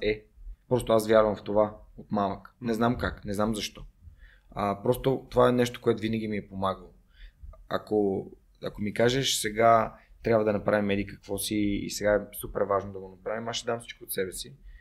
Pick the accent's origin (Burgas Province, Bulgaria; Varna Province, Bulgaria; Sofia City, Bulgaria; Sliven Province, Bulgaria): Sofia City, Bulgaria; Sofia; also born or lived in Germany; Аз съм отраснал в, в, в Редута, там най-много сме играли в, в Макахан и в 23-то и в Надежда